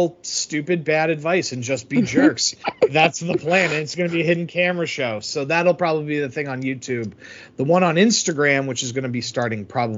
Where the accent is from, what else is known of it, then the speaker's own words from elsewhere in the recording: outside of Boston, Massachusetts, United States; you grow up living right outside of Boston like I did.